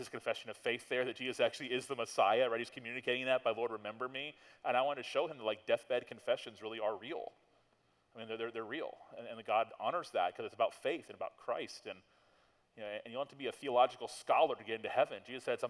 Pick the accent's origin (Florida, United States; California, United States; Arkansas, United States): Florida, United States; Tallahassee; I'm from Tallahassee, and I grew up here